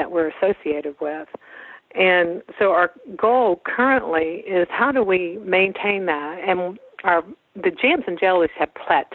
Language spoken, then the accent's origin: English; West Virginia, United States; moved away; also born or lived in Kansas; we both had come home to West Virginia. We both are from here originally.